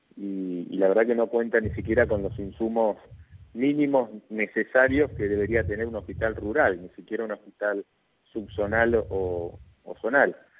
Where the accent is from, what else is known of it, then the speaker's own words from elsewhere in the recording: Argentina; somos todos los argentinos